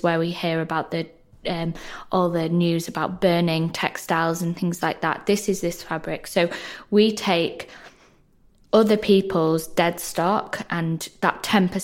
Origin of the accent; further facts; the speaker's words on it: the north of England, United Kingdom; accent: northern; I'm a northerner, which you can probably tell by my accent